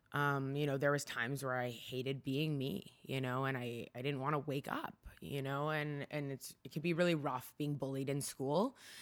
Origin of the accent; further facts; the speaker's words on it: Markham, Ontario, Canada; first language Hungarian; English is a second language; also born or lived in Toronto; now in Vancouver, Canada; I grew up in Markham, Ontario, so just outside of Toronto, but I was born right downtown